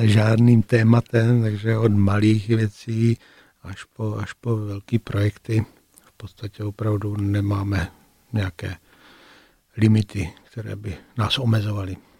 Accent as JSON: {"language": "Czech", "town": "Brno", "region": "South Moravian Region", "country": "Czechia", "also_born_or_lived": "Prague", "moved": "as an adult", "said": "Jako Brňáci v Praze jsme se samozřejmě nějakým způsobem vnímali."}